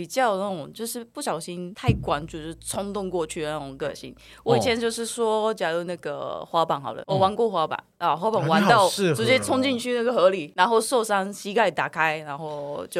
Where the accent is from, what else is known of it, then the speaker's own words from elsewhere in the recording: Shizuoka, Japan; Chinese is a second language; moved away as an adult; now in Taiwan; 我是静冈人。